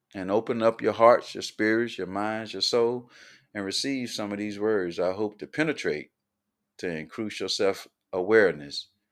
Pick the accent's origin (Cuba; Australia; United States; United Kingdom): United States; Columbia, South Carolina; Born and raised in Columbia, South Carolina